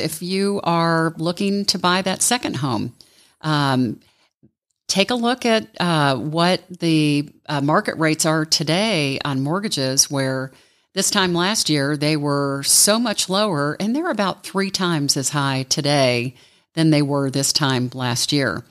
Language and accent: English; Ohio, United States; now in Atlanta, United States; I grew up in Ohio. I moved to Atlanta in nineteen eighty